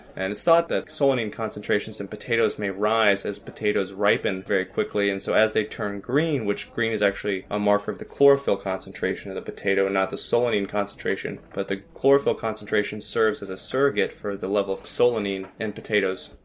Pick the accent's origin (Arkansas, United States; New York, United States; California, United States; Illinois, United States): Arkansas, United States; I'm from Arkansas